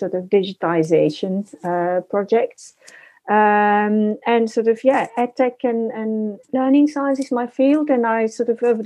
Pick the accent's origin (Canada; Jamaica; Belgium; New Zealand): Belgium; now in United Kingdom; I live in the UK, but I'm originally from Belgium